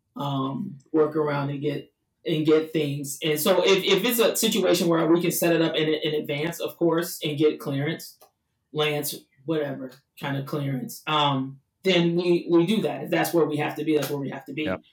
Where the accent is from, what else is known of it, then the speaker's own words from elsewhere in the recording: Chicago, Illinois, United States; moved away as an adult; also born or lived in Los Angeles; Chicago being my hometown, so I needed to come back home